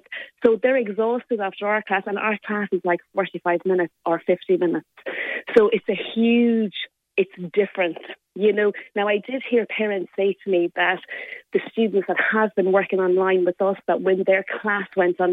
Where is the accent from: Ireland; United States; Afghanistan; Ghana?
Ireland; Limerick, County Limerick; So I am a proud Limerick woman. I'm from Moira's and I went to Corpus Christi School